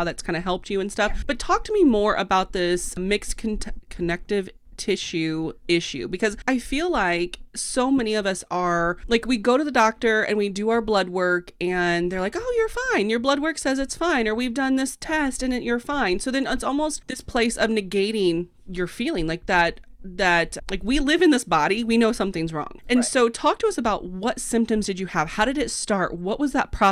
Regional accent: Midwest, United States; accent: Midwestern; my Midwestern accent

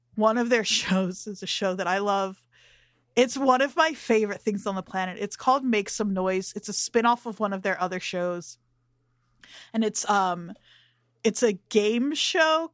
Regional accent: New Jersey, United States; growing up in Jersey

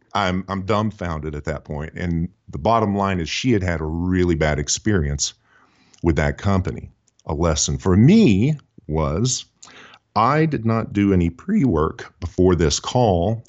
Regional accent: Houston, Texas, United States; now in Nashville, United States; I do uh, live and uh, work in the greater Nashville community. I'm originally from Houston, Texas

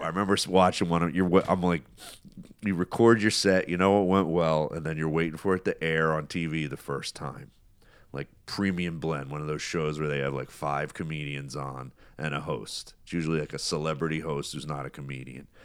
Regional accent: United States; being an American

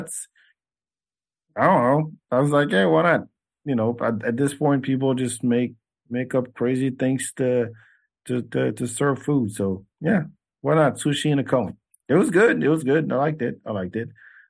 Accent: Senegal; born there; But I was born in Senegal.

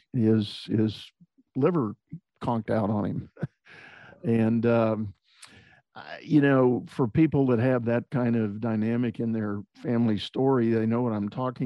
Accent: San Antonio, Texas, United States; also born or lived in Houston, Texas; I grew up in San Antonio, Texas, and spent all my school years there

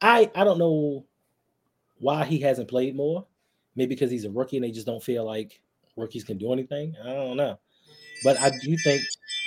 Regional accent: Baltimore, Maryland, United States; I love my hometown team. I love the Baltimore Ravens

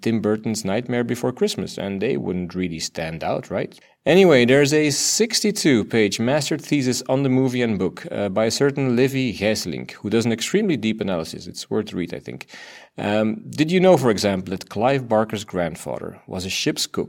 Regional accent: Belgium; first language Dutch; English is a second language; I'm from Belgium

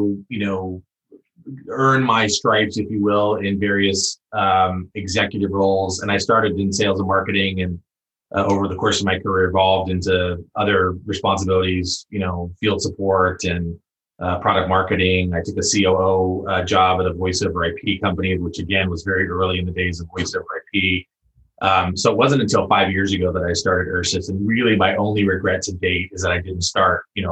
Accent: San Diego, California, United States; moved away as an adult; now in Bay Area, United States; I was fortunate enough to grow up in Southern California, San Diego, and specifically La Jolla.

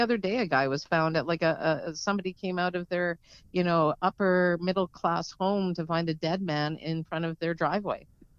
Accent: Calgary, Alberta, Canada; I grew up, A.K.A., yeah, just on the outskirts of downtown.

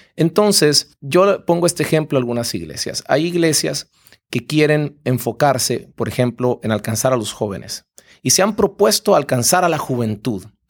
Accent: Guatemala; yo soy guatemalteco y nuestra empresa está en Guatemala

